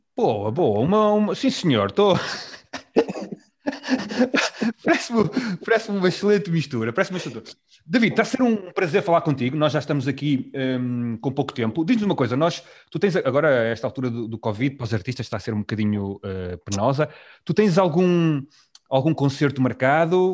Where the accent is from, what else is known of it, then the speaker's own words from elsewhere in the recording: Vila Nova de Gaia, Porto District, Portugal; eu também cresci em Gaia